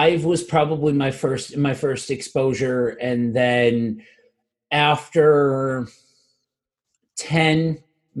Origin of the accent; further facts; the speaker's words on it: northeastern Pennsylvania, United States; I am from northeastern Pennsylvania. If you've ever seen the show The Office, I am from where that show is based off of. And I grew up in this area